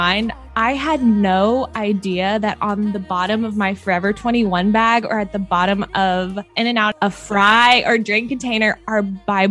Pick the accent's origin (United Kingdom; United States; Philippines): United States; Missouri; moved away; I am from Missouri